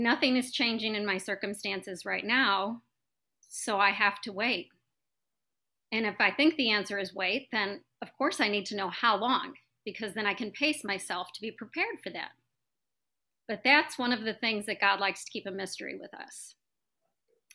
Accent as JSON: {"language": "English", "town": "St. Louis", "region": "Missouri", "country": "United States", "said": "I'm from St. Louis, Missouri"}